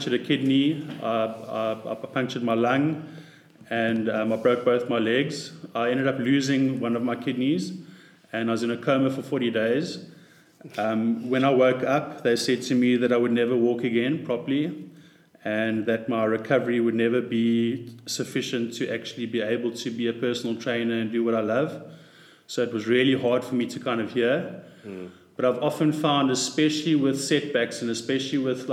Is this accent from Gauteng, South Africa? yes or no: yes; Pretoria, Gauteng, South Africa; I grew up in Pretoria